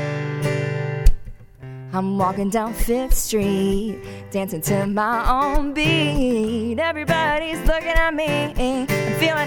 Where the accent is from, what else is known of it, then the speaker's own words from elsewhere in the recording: Cincinnati, Ohio, United States; also born or lived in Worcester, Massachusetts; now in Nashville, United States; born and raised in Cincinnati, Midwestern gal at heart